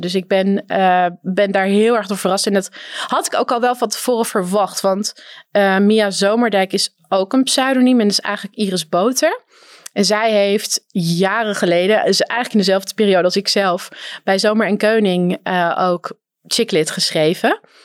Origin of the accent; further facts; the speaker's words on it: North Holland, Netherlands; ik kom uit Noord-Holland